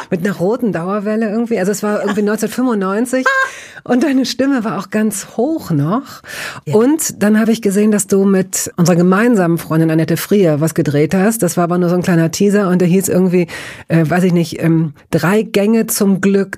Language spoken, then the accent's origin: German; Lower Saxony, Germany; ich als Tochter Niedersachsens